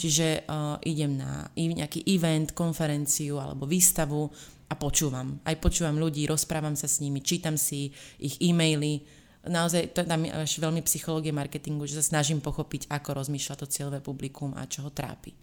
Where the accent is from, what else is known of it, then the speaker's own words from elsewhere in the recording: Slovakia; moved away; ja pochádzam zo Slovenska